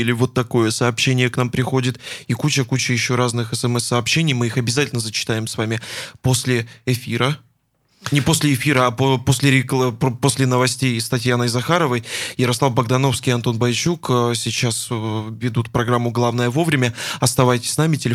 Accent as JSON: {"language": "Russian", "town": "Yekaterinburg", "region": "Sverdlovsk Oblast", "country": "Russia", "tie": "born or raised there", "said": "А, мы соединяемся с Екатеринбургом, с моим родным городом."}